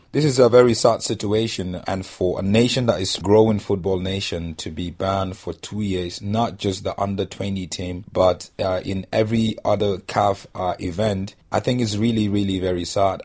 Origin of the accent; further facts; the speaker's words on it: Nigeria; I'm Nigerian